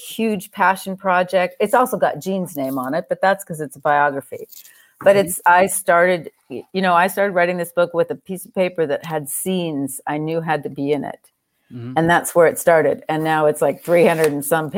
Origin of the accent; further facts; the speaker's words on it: Southern California, United States; I grew up in Southern California